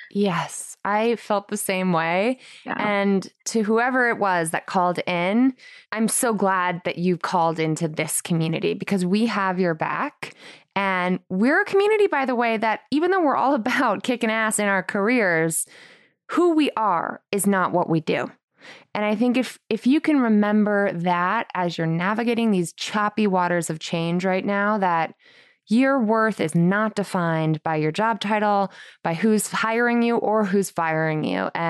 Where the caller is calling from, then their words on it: California, United States; I'm calling in from California.